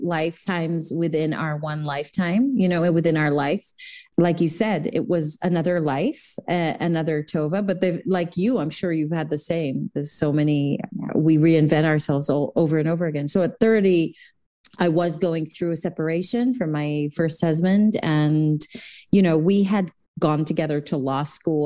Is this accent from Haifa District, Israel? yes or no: no; Jerusalem, Jerusalem District, Israel; moved away; I was born in Israel, in Jerusalem